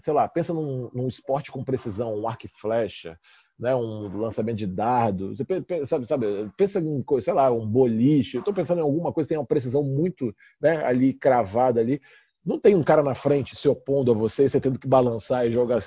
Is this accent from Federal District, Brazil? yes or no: yes; Brasília, Federal District, Brazil; moved away; also born or lived in Rio de Janeiro; sou carioca, mas cresci em Brasília